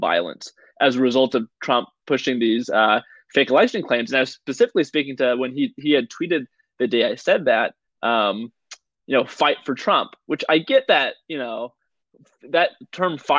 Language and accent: English; Apple Valley, California, United States; also born or lived in Victorville, California; I'm in Vapple Valley